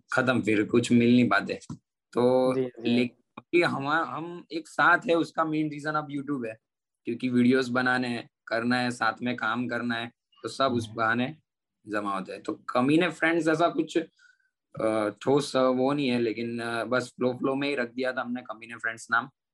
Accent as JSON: {"language": "Hindi", "town": "Surat", "region": "Gujarat", "country": "India", "said": "मैं गुजरात सूरत से बिलोंग करता हूँ"}